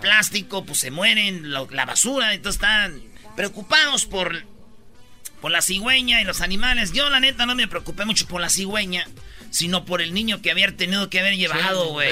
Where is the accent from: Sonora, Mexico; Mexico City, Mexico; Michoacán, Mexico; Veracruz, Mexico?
Michoacán, Mexico; moved away; Somos de Michoacán, nomás pasamos por Guadalajara